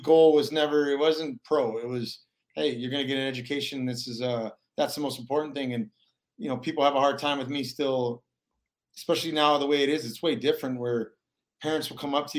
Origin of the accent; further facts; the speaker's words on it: Anchorage, Alaska, United States; I grew up in Anchorage, Alaska